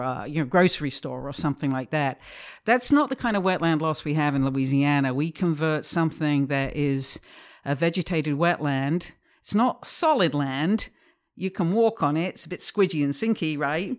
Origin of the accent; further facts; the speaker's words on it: England, United Kingdom; moved away as an adult; I'm from England originally. I was brought up in a, in a kind of industrial manufacturing town just north of London